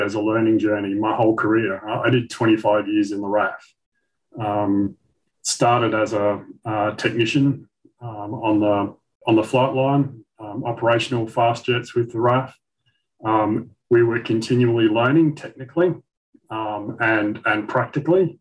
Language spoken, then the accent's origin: English; Western Australia, Australia; also born or lived in Kalgoorlie, Western Australia; I was born in Kalgoorlie, Eastern Goldfields of WA. Grew up in Canberra, which was a brand new booming nickel town